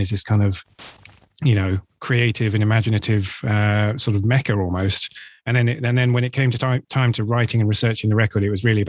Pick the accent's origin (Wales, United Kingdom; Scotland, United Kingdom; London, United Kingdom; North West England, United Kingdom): London, United Kingdom; I grew up in London and I've lived here for nearly all of my adult life.